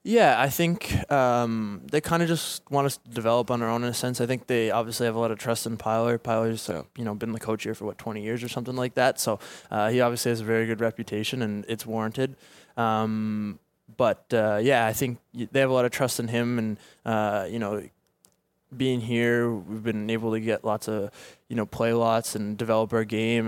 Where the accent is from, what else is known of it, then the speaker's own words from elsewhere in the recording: Halifax, Nova Scotia, Canada; also born or lived in Dartmouth, Nova Scotia; my hometown. So I've been, I've been there ever since I wanna say five years old